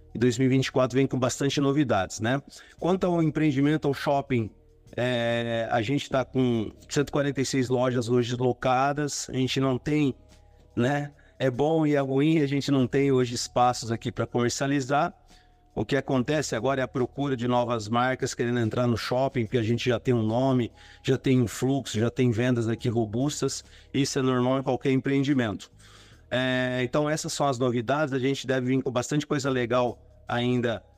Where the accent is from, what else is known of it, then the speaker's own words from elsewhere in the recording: Sales Oliveira, São Paulo, Brazil; now in São José dos Campos, Brazil; eu sou da região lá de Ribeirão Preto, cidade de Sales Oliveira